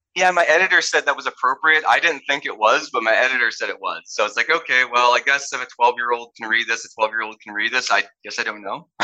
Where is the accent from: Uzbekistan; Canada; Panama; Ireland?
Canada; also born or lived in United States; I'm a Canadian and an American